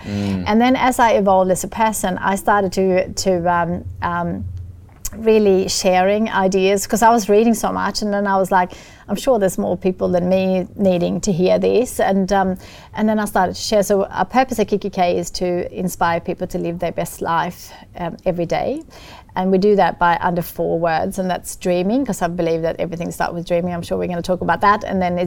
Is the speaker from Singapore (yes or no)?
no; Sweden; accent: Swedish; English is a second language; moved away; I grew up in Sweden in a very lovely family farm